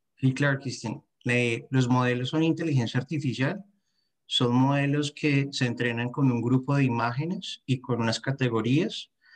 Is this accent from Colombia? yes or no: yes; Bogotá, Colombia; moved away as an adult; now in France; soy de Bogotá, Colombia